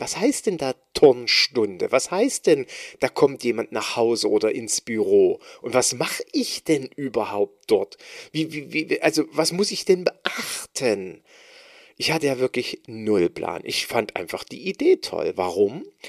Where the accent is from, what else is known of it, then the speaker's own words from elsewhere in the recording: East Germany, Germany; ich als Ossi, als junger Bursche